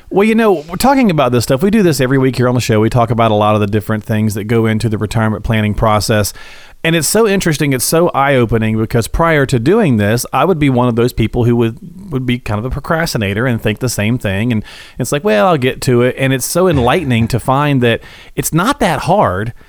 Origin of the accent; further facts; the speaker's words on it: Morristown, Tennessee, United States; I'm from Morristown